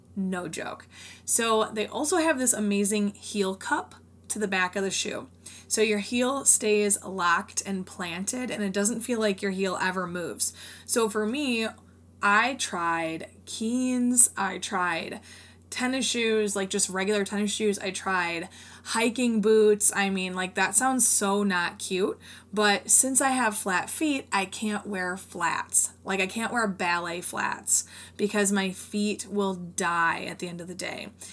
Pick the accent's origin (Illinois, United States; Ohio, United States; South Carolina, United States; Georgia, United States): Illinois, United States; Rockford; since I live in the Northern Illinois area, there are tons of homes nearby and one in my hometown of Rockford.